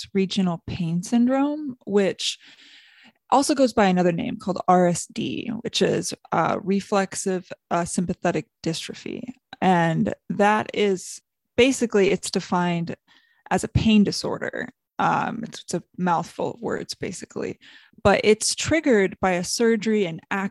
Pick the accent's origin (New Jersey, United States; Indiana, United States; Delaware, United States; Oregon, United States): Indiana, United States; South Bend; moved away as an adult; now in Los Angeles, United States; I'm from South Bend, Indiana, and I currently work in Los Angeles